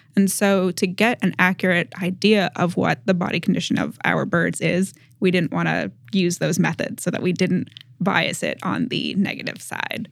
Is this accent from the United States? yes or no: yes; Massachusetts, United States; moved away; I grew up in New England. I'm from Massachusetts originally